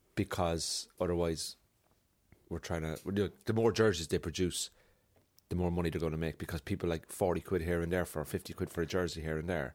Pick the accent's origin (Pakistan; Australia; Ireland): Ireland; Cork, Munster; now in Belfast, United Kingdom; I'm from Cork, but I live in Belfast.